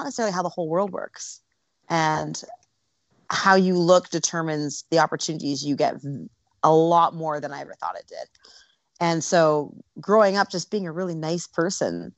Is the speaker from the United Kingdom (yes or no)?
no; Canada; moved away as an adult; now in Los Angeles, United States; Growing up in Canada was amazing. I'm a West Coast girl, always have been.